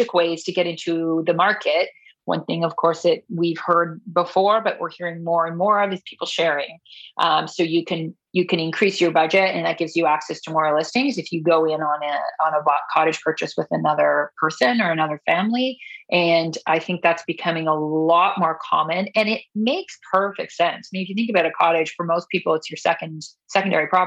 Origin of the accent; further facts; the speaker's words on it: Canada; we're Canadian